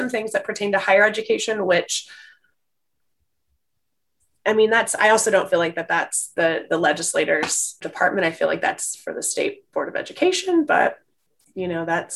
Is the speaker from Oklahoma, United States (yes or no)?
yes; Tulsa, Oklahoma, United States; Born and raised in Tulsa, Oklahoma